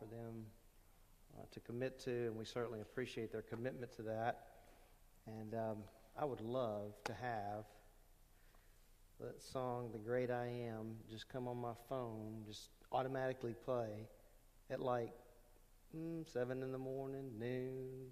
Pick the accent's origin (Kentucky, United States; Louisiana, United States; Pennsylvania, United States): Louisiana, United States; Lake Charles; also born or lived in California / Rhode Island; I grew up in Louisiana. We moved there. My dad was in the Navy. We moved a lot. And so I went from California to Rhode Island to Louisiana. And I ended up in Louisiana when I was about between five and six